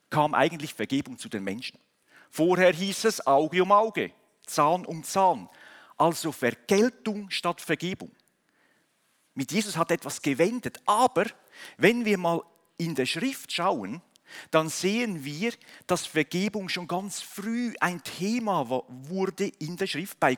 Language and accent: German; Switzerland; genauso wie wir in, in, als, National, als Nation, als Schweizer geboren werden in eine Nation hinein